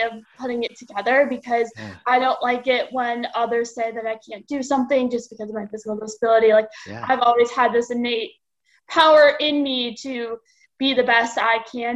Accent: Chicago, Illinois, United States; So I was born and raised in Chicago.

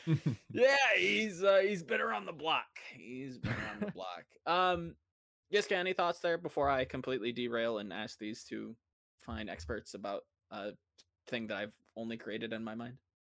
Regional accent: United States; I'm speaking as an American

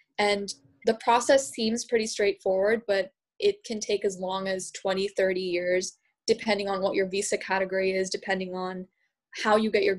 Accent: San Diego, California, United States; also born or lived in India; I'm 16 and I'm from San Diego

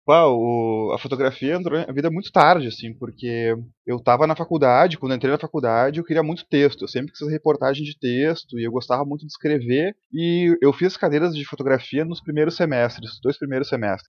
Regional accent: Porto Alegre, Rio Grande do Sul, Brazil; Eu sou natural aqui de Porto Alegre

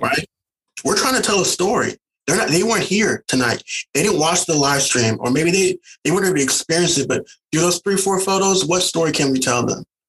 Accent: St. Louis, Missouri, United States; moved away as an adult; also born or lived in the South; now in California, United States; I'm originally from St. Louis, Missouri

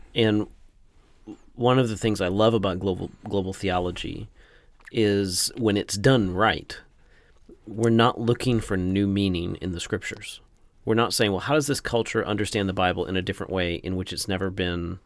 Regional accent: United States; as an American

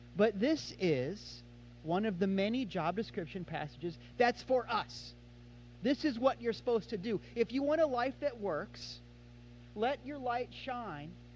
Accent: Kansas City, United States; now in Florida, United States; I'm from Kansas City

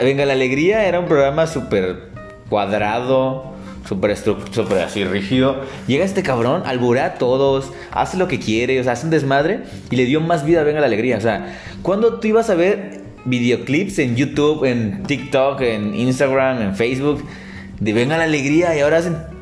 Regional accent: Tapachula, Chiapas, Mexico; now in Guadalajara, Mexico; regresas a donde naciste, donde te hallas, donde conoces todo, conoces a muchos

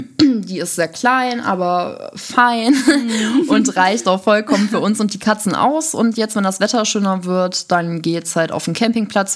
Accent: Düsseldorf, North Rhine-Westphalia, Germany; moved away as an adult; now in Essen, Germany; ich komme ursprünglich aus Düsseldorf

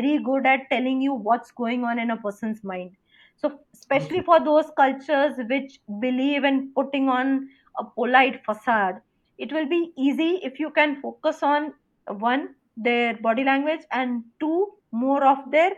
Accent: India; as an Indian

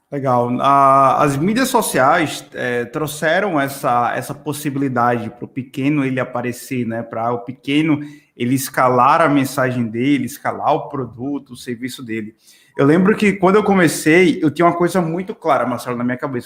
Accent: Pernambuco, Brazil; moved away; also born or lived in Natal, Rio Grande do Norte; eu sou de Natal. Então, assim, na verdade, sou pernambucano, mas morei muito tempo em Natal

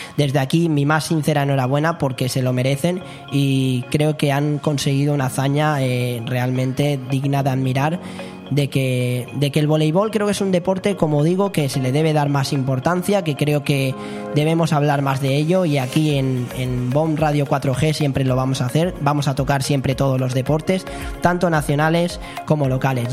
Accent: Calpe, Valencian Community, Spain; yo que soy de Calpe

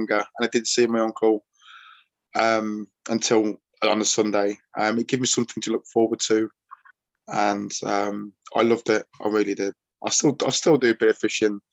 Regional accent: Chelmsley Wood, West Midlands, United Kingdom; also born or lived in Tamworth; where I grew up in Chelmsley Wood

